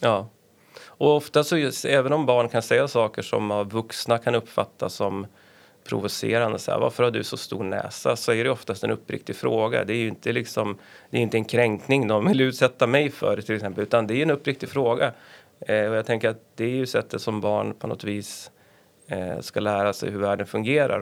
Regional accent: Örnsköldsvik, Västernorrland County, Sweden; also born or lived in Stockholm; now in Härnösand, Sweden; när jag växte upp i Övik

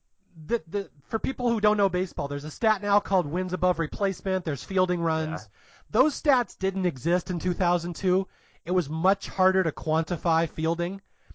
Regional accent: Seattle, Washington, United States; Growing up in Seattle

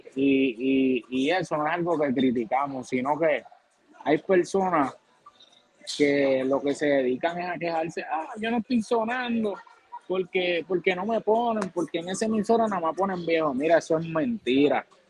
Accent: Villalba, Puerto Rico; yo soy natural de Villalba, Villalba, Puerto Rico

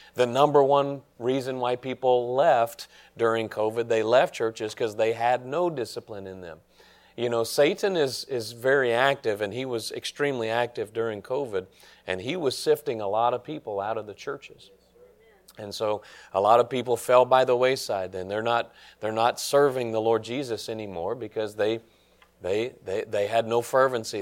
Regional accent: Nashville, Tennessee, United States; I grew up in Nashville

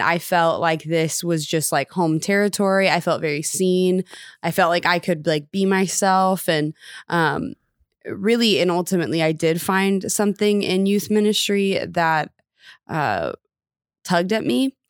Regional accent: Round Rock, Texas, United States; I grew up in Austin, Texas, actually technically Round Rock, Texas.

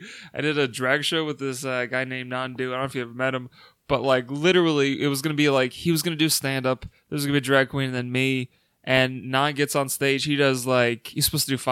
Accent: Florida, United States; growing up in Florida, I went to so many drag shows

